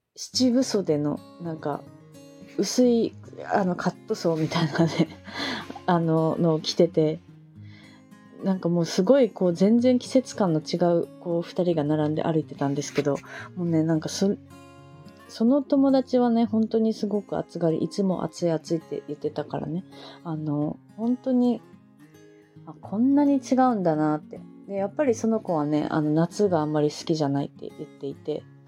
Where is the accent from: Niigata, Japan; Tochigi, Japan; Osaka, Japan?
Niigata, Japan; moved away; also born or lived in Fukuoka; 私新潟生まれ